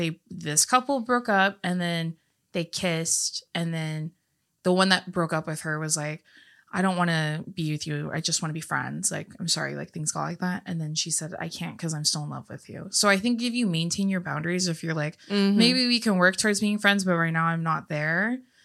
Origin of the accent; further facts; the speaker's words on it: New York, United States; Because I'm from New York.